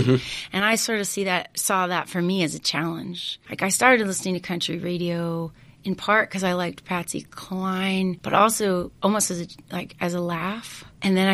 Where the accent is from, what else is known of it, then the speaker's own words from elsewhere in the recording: Missouri, United States; also born or lived in Oklahoma / Italy; now in California, United States; I grew up in Missouri.